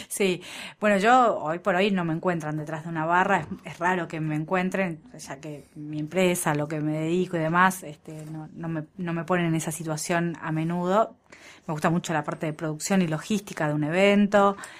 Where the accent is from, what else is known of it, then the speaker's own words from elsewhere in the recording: Argentina; los argentinos cuando no tenemos recursos nos ponemos creativos